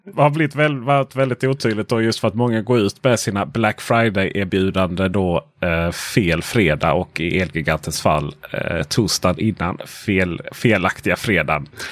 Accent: Sweden

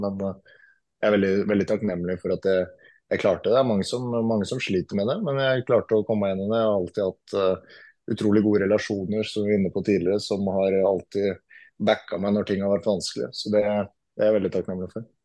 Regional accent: Norway; moved away; langt unna familiemedlemmer som går bort hjemme i Norge

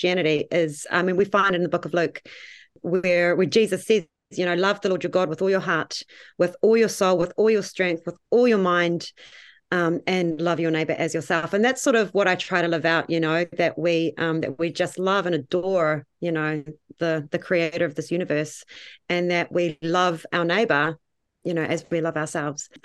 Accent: Tauranga, Bay of Plenty, New Zealand; now in Waihi, New Zealand; I am originally from Tauranga, over those ways

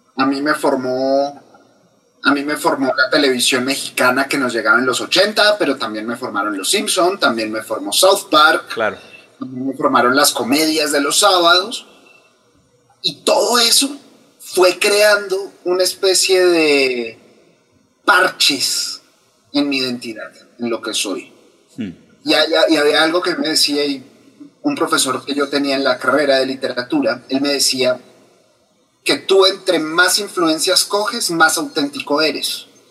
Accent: Colombia; tengo 34 años, colombiano, soy literato de la Universidad Javeriana

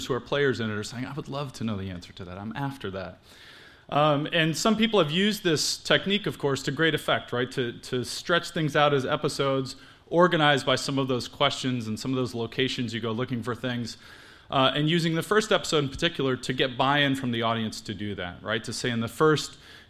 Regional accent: Los Angeles, California, United States; I come from Los Angeles.

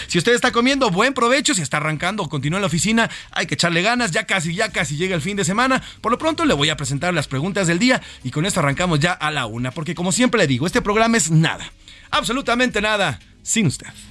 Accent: Mexico; la mayoría de los mexicanos nos gusta el fútbol

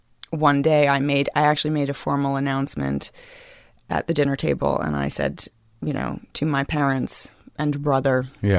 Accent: New York City, New York, United States; I come from Crosby Street. I grew up in...

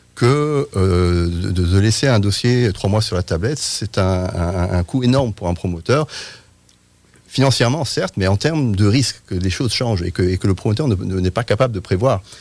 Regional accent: France; je suis euh, britannique, mais j'ai grandi en France.

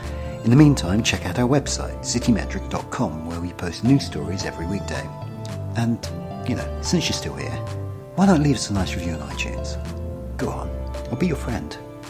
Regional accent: Essex, East of England, United Kingdom; I'm from Essex.

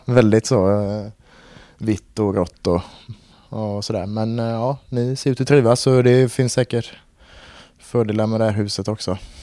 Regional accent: Gothenburg, Västra Götaland, Sweden; jag är ju från eh, Kolltorp så det har alltid varit i familjen med

